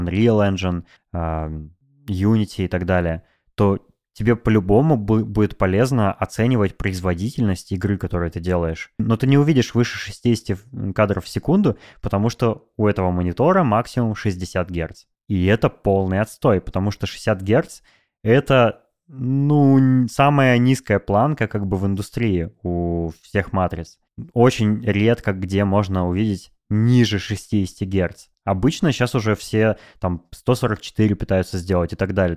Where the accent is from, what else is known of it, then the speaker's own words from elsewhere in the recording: Novosibirsk, Novosibirsk Oblast, Russia; moved away; also born or lived in Moscow; в Новосибирске мои родители, в Новосибирске друзья